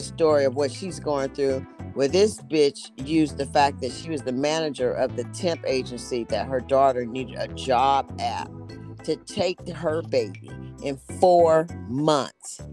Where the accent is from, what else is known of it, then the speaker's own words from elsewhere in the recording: Oakland, California, United States; I'm from East Oakland.